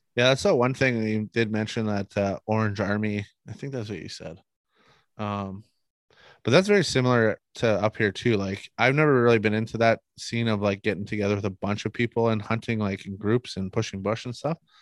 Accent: Manitoba, Canada; we're from Manitoba. Uh, I live in the western part of Manitoba, uh, in a town or a city called Brandon

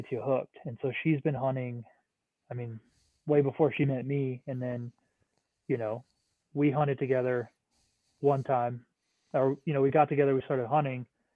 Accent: New Hampshire, United States; moved away as an adult; also born or lived in Washington; now in Montana, United States; I grew up in New Hampshire

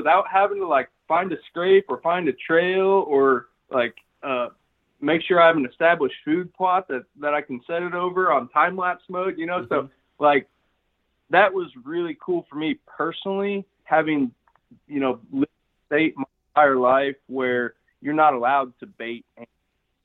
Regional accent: central Illinois, United States; moved away as an adult; also born or lived in Pike County, Illinois; now in Oklahoma, United States; I'm from Illinois originally, born and raised in the central part of the state.

